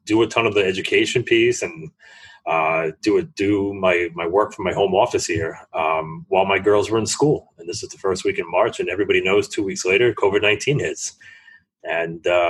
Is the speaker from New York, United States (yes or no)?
yes; New York City, New York, United States; I'm from New York City